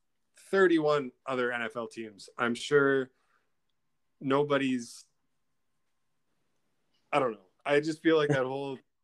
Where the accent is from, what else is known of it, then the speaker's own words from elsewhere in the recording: Canada; as a Canadian